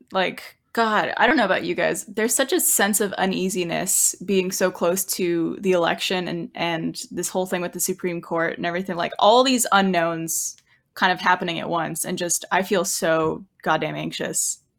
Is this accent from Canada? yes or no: yes; Canada; accent: Canadian; my Canadian accent